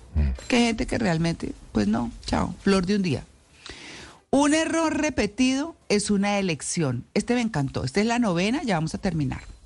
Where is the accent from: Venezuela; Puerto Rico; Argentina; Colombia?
Colombia; Bucaramanga, Santander; moved away as an adult; yo crecí en Bucaramanga. Ah, llegué a Bucaramanga de, de casi ocho años y salí de casi 18 o de 18